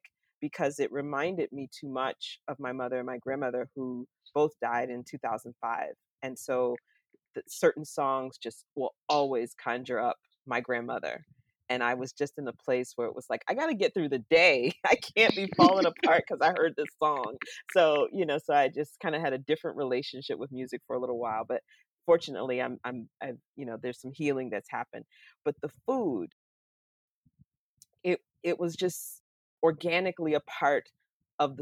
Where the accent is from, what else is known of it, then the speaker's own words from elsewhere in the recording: Florida, United States; moved away as an adult; now in Pittsburgh, United States; growing up in Florida, in the South, here in the U.S. I live in Pittsburgh, Pennsylvania now, so I haven't lived in the South since 1989, when I left to go to college